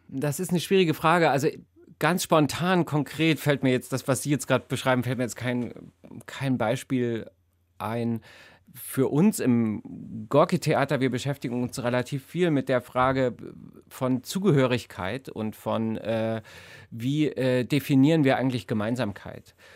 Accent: GDR, East Germany, Germany; ich bin in der DDR groß geworden

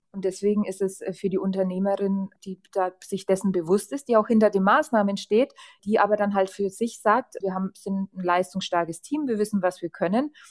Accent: Lichtenfels, Bavaria, Germany; in meiner Heimatstadt Lichtenfels

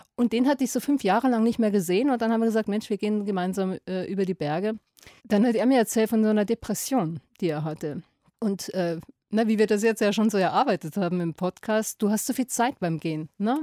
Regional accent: Lower Bavaria, Germany; in meine niederbayerische Heimat

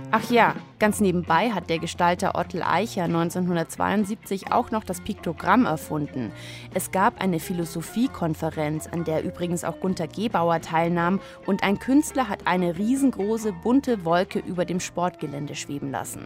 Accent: Munich, Bavaria, Germany; München, meine Heimatstadt

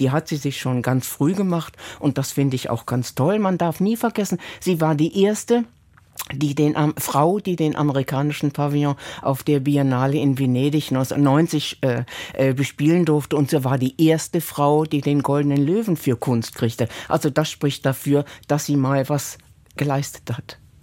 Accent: Germany; wir als Deutsche

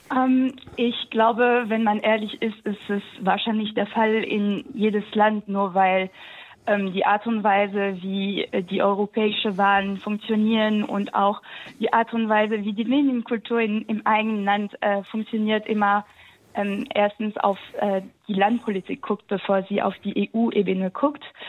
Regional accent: Alsace, Grand Est, France; moved away as an adult; now in Germany; ich komme aus dem Elsass

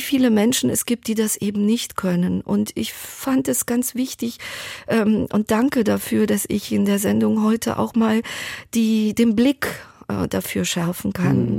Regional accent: Thessaloniki, Central Macedonia, Greece; meiner Geburtsstadt Thessaloniki

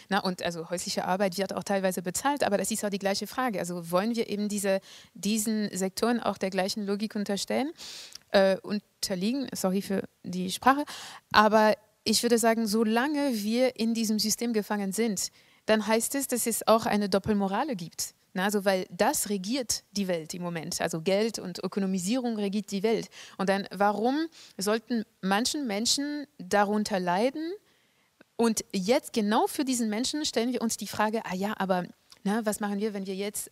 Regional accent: France; moved away as an adult; now in Germany; Hier in Deutschland hat sich mehr getan als in Frankreich zum Beispiel, wo ich herkomme

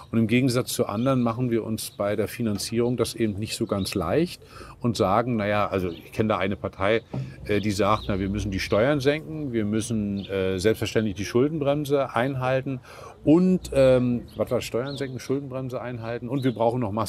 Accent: Northern Germany, Germany; Ich komme aus dem Norden.

